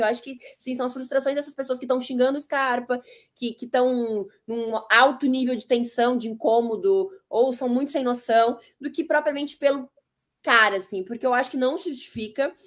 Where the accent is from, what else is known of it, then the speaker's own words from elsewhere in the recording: Rio Grande do Sul, Brazil; eu, como gaúcha